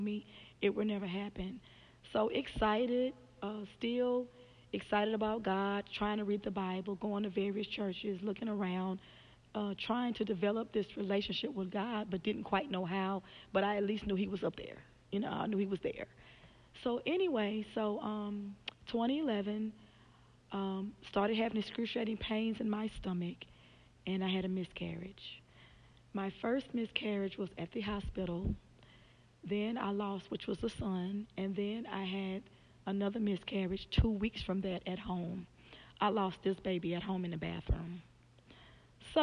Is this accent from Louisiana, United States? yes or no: yes; Louisiana, United States; moved away as an adult; now in Memphis, United States; I'm from Louisiana